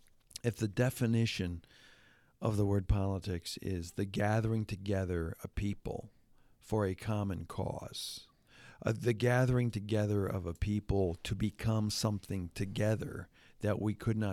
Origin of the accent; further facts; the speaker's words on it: Hamilton, Ontario, Canada; But Jonathan was in my hometown, one of my hometowns, Hamilton, Ontario, Canada. Did he happen to say anything positive about my hometown?